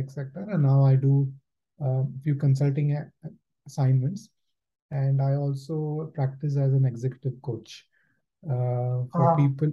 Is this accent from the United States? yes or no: no; India; moved away as an adult; also born or lived in Germany; now in United Kingdom; I was born and brought up in India